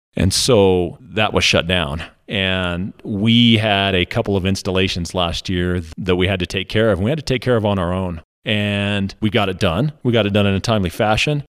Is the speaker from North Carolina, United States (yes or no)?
no; Monte Vista, Colorado, United States; also born or lived in Alabama; we moved back when I was about, I think, three or four, and I've pretty much lived here for my whole life